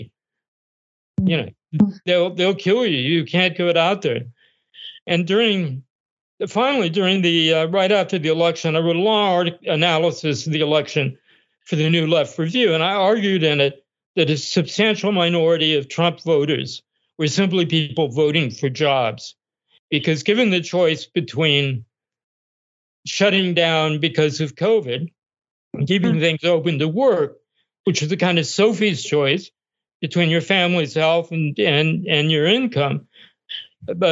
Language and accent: English; El Cajon, California, United States; moved away as an adult; also born or lived in Fontana, California / New York City; I was born in Fontana, but I grew up in El Cajon, in an area near El Cajon